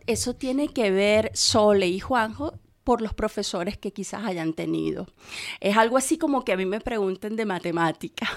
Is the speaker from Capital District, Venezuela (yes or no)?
yes; Caracas, Capital District, Venezuela; moved away; en Caracas, de donde soy yo, soy venezolana, en Caracas